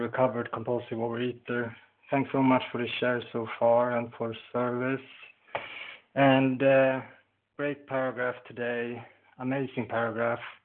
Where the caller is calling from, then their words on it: Sweden; I'm calling from Sweden